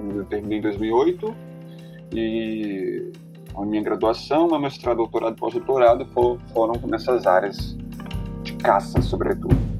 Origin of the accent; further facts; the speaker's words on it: Belo Horizonte, Minas Gerais, Brazil; Eu nasci em Belo Horizonte, numa metrópole